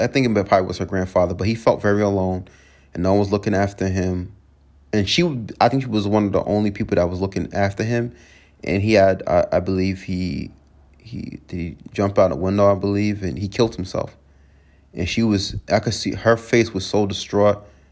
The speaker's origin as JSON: {"language": "English", "area": "Long Island", "region": "New York", "country": "United States", "tie": "born or raised there", "moved": "yes", "said": "I'm from Long Island originally, grew up."}